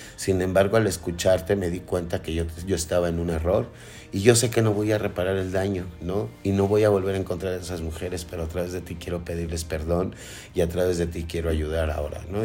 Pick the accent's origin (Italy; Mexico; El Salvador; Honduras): Mexico; soy una persona que paga impuestos y que soy mexicana